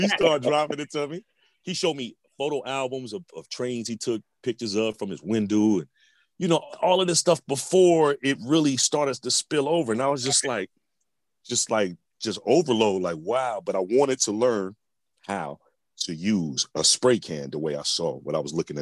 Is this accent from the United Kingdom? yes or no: no; Chicago, Illinois, United States; moved away; Originally from Chicago, South Side